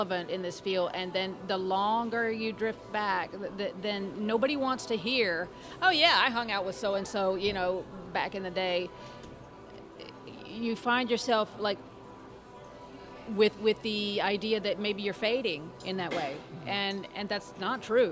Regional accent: Louisiana, United States; moved away as an adult; I am applying from Louisiana, from my hometown

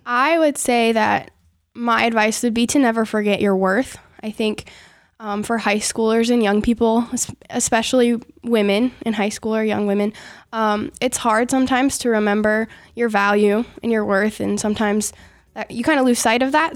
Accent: Forest City, Iowa, United States; I grew up near Forest City, Iowa

